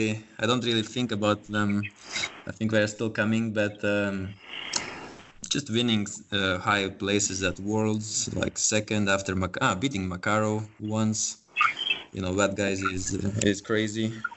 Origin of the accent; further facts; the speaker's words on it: Lithuania; now in Denmark; I'm originally from Lithuania, now living in Denmark. I guess I will just represent Eastern Europe